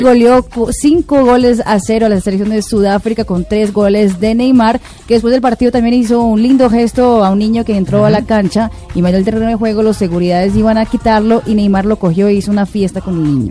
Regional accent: Brazil; moved away

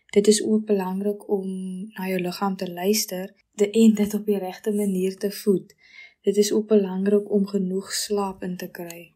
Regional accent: Goedverwag, Western Cape, South Africa; Ek is van Goedverwag ongeveer so 20 km buite Boketberg

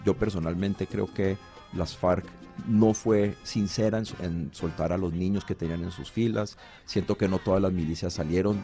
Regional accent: Cali, Valle del Cauca, Colombia; yo como caleño

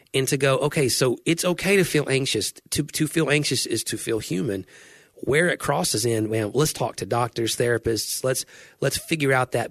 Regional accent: United States

